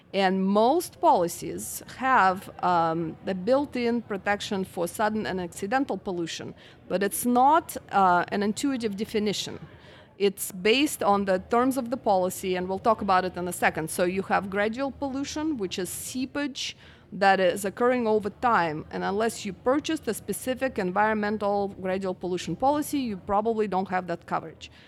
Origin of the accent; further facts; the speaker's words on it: Russia; moved away as an adult; also born or lived in Utah; now in Houston, United States; I'm actually from Russia originally, and I came here after college